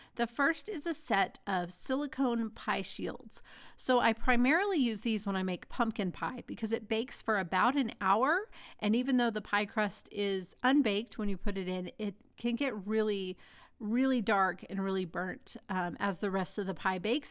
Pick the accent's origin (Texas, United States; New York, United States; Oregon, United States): Texas, United States; Dallas; growing up in Dallas